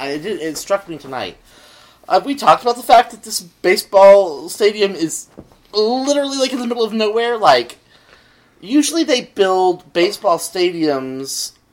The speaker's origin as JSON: {"language": "English", "region": "Texas", "country": "United States", "tie": "born or raised there", "said": "I grew up in Texas."}